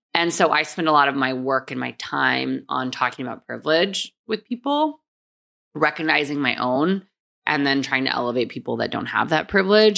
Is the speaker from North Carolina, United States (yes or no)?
no; San Antonio, Texas, United States; also born or lived in Korea; I was born in Korea and then moved to Texas when I was four.